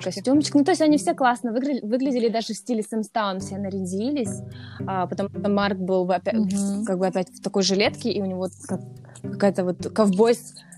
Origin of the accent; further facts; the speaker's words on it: Russia; я из России